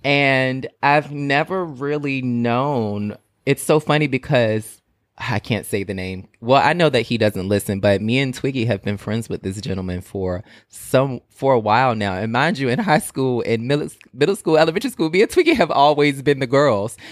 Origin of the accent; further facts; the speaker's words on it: Portsmouth, Virginia, United States; I'm from Portsmouth, Virginia, and Portsmouth is, like, really, really small